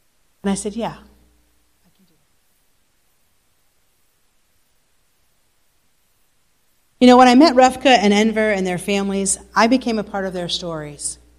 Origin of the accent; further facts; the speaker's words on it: United States; moved away as an adult; also born or lived in New York; now in Bosnia and Herzegovina; as an American